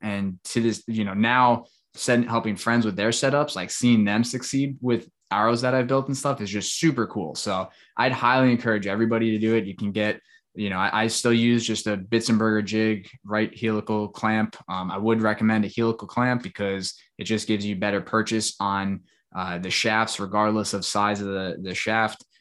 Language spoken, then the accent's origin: English; Long Island, New York, United States; now in Tampa, United States; where I grew up on Long Island